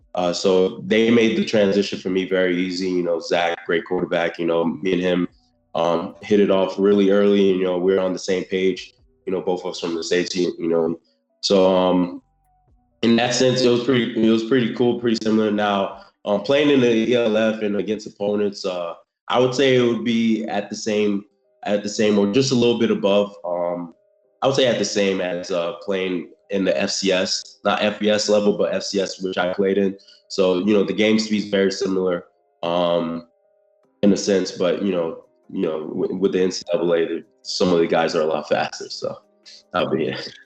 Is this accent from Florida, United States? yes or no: yes; South Florida, United States; also born or lived in Haiti; I was I was born in Haiti, um, in Haiti, and I came to the states when I was two years old in um, South South Florida